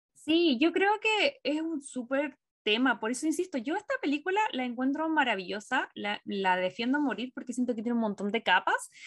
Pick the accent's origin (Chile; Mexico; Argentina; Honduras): Chile; now in United States; como chilena quiero que me identifiquen eh, por el lugar donde nací y por la nacionalidad que tengo